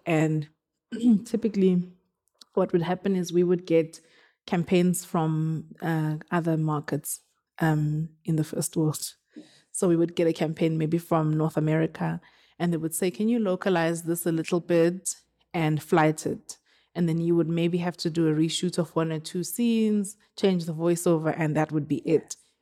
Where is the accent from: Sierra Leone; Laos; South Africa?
South Africa; now in Johannesburg, South Africa; I'm from Woodbank. Um, I, I live in Johannesburg